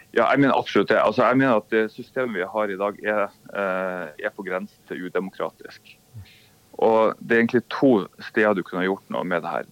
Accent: Bodø, Nordland, Norway; moved away as an adult; also born or lived in Oslo / Washington; now in Bodø, Norway; Jeg er fra Bodø

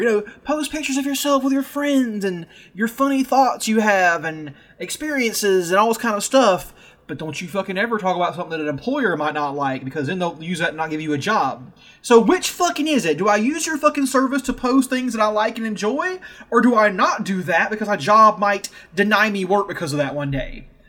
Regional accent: the South, United States; I'm from the South. We're all from the South

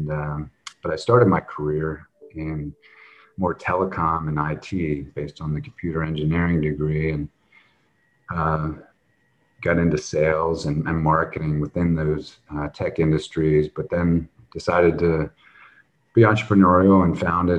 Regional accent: Lancaster, Pennsylvania, United States; now in San Diego, United States; I was born and raised in Lancaster, Pennsylvania, a small town, and now reside in San Diego.

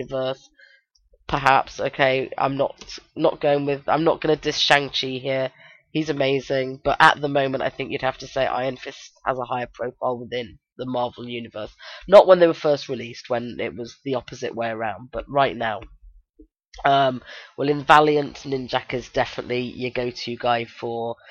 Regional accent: United Kingdom

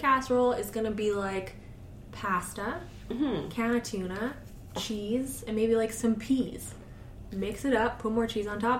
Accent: Vancouver, British Columbia, Canada; now in Edmonton, Canada; I was brought up in Vancouver.

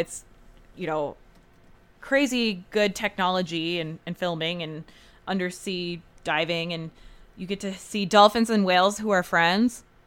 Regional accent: United States; as an American who's been to Europe

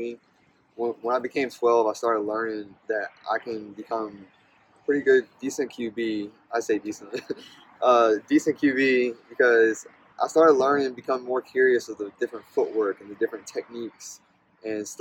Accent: Ladysmith, Virginia, United States; I grew up in a small town in Caroline County named Ladysmith, and my family has been on the same street for five generations

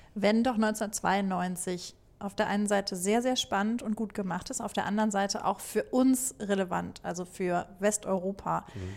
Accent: Germany; ich bin Deutsche

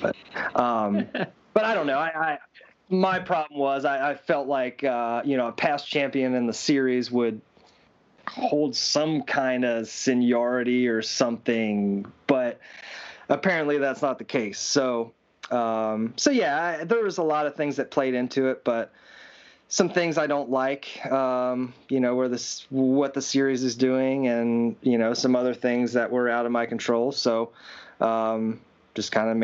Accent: Williams Grove, Pennsylvania, United States; Williams Grove, which my hometown

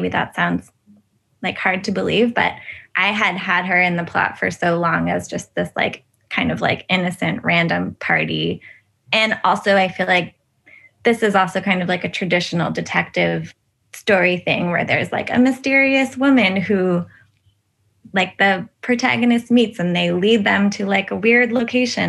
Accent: California, United States; growing up in California

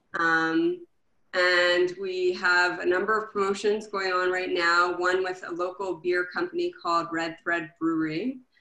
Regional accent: Montreal, Quebec, Canada; moved away; I'm originally from Montreal

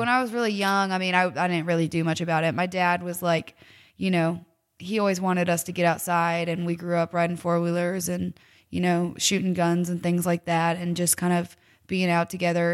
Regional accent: Cedar Rapids, Iowa, United States; I was born and raised in Iowa

